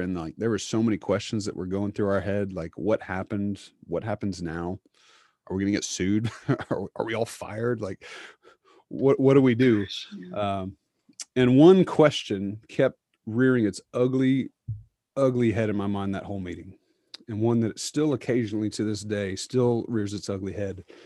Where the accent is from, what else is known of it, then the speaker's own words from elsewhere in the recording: Charlotte, North Carolina, United States; I grew up in Charlotte, went to a very large PCA church there, um, went to college in Charlotte, went to seminary in Charlotte